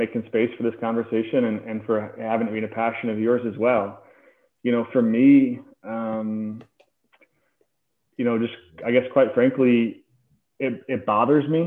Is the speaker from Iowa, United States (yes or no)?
yes; Des Moines, Iowa, United States; I grew up in Des Moines, in the Catholic school system in Des Moines